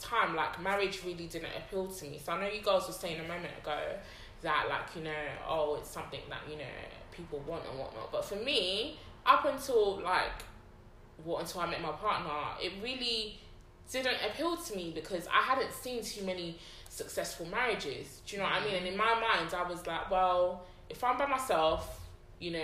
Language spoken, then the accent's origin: English; Nigeria; us as Nigerian young women